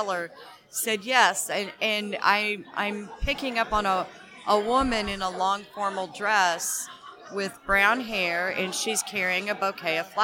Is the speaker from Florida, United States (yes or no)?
no; Piasa, Illinois, United States; I'm from Piasaw, okay. Illinois.